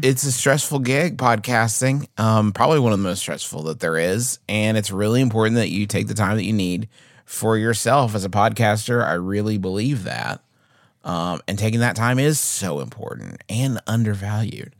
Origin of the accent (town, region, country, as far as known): United States